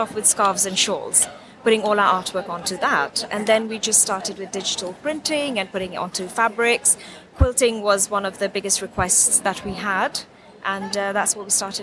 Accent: Kenya; now in United Kingdom; I'm originally from Kenya, but I live here, so I'm British Kenyan Indian

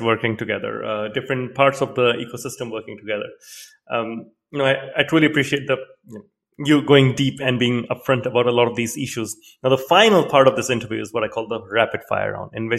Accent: Singapore; grew up in Singapore, so I actually took courses in Mandarin

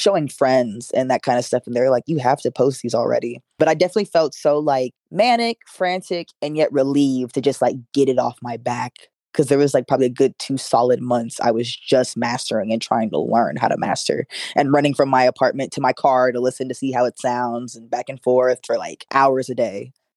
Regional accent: Florida, United States; I'm from Florida

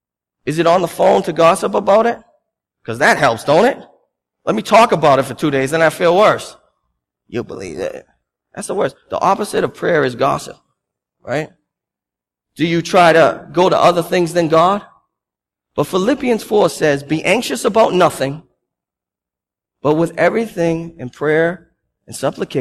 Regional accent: Boston, Massachusetts, United States; I'm Bostonian.

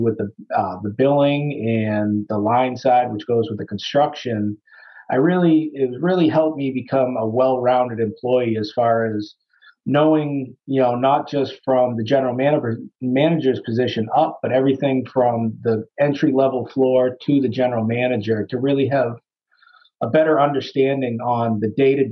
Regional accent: Sterling, United States; Sterling's my hometown. My parents actually live in Sterling. I was born and raised and went to school here in town

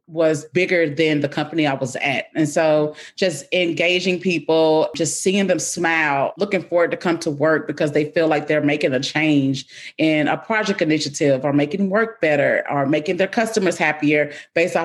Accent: Nashville, Tennessee, United States; also born or lived in Cookeville, Tennessee / Denver / Minnesota; I'm from Nashville

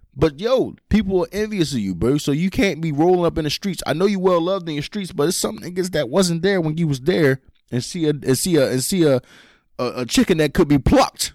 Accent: Philadelphia, Pennsylvania, United States; we grew up in Philly

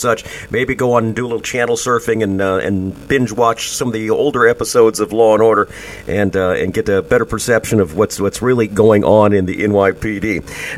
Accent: outside of Chicago, Illinois, United States; I was raised a Catholic outside of Chicago

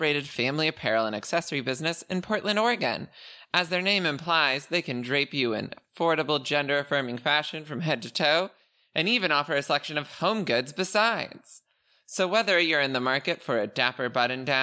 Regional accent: Canada; I am Canadian

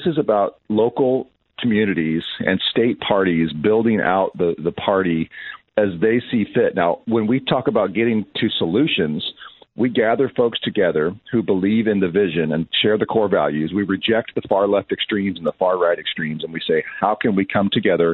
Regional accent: Bloomington, Illinois, United States; moved away; also born or lived in Elmhurst, Illinois / Chicago; Grew up in Bloomington Normal, went to school out in Elmhurst, and spent a lot of time in the city in my college years.

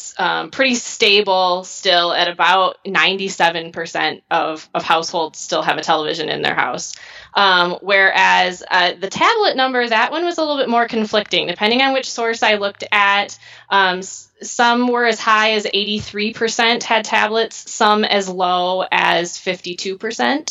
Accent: Michigan, United States; also born or lived in Worcester, Massachusetts; I'm originally from Michigan

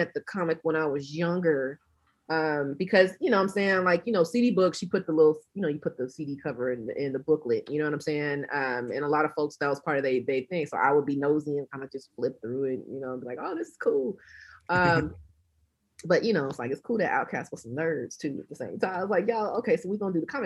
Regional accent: South Georgia, United States; I'm from Georgia. I'm from South Georgia

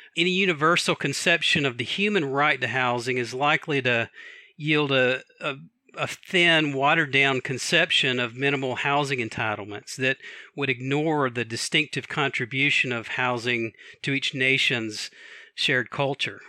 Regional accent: Atlanta, Georgia, United States; also born or lived in Washington, D.C. area / Alexandria, Virginia; now in Takoma Park, United States; I actually gr-, gr-, grew up in Atlanta, Georgia, but I've lived here, I think, longer than I've lived anywhere else

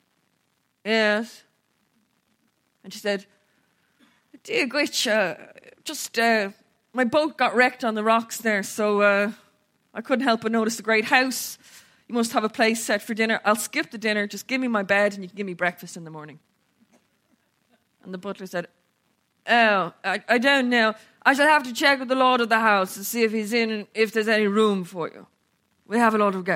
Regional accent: Ireland; we didn't speak English, most of us. We mostly spoke Irish, Latin and Greek.

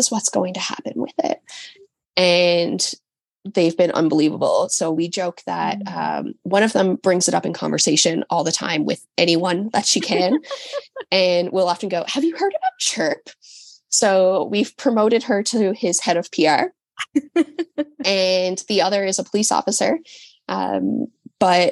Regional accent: St. John's, Newfoundland and Labrador, Canada; I live on an island on the eastern coast of Canada

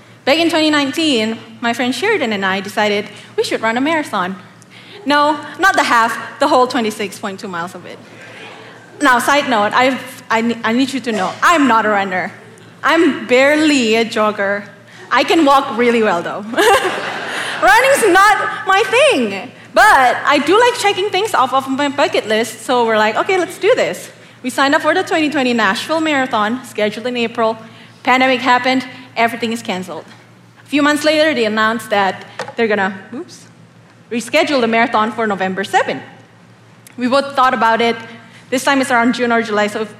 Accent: Indonesia; moved away as an adult; now in Oklahoma, United States; I'm not from America. I come all the way from the beautiful tropical land of Indonesia. I actually moved here in 2013 for school

